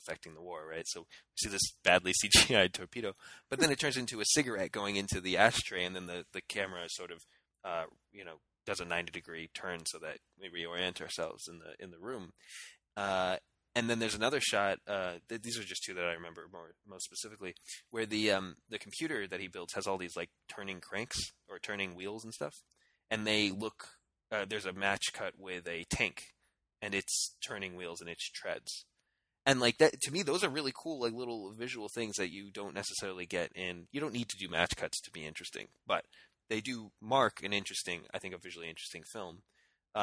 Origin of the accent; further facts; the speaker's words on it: United States; as an American